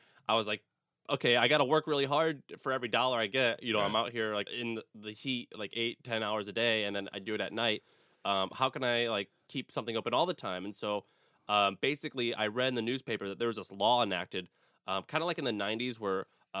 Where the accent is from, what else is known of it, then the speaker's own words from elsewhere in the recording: St. Louis, Missouri, United States; Well, so I'm born and raised in St. Louis, Missouri, and it just was, if you want something, you just have to go out and you start a business.